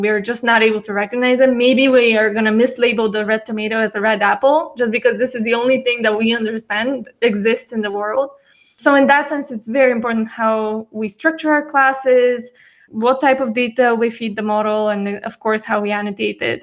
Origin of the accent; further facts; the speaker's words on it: Bulgaria; also born or lived in United States; I'm born and raised in Bulgaria